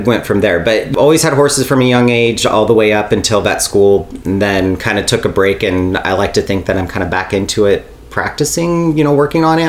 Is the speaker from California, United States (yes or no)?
yes; Bishop, California, United States; I was born and raised in Bishop, California, you know, the home of mule days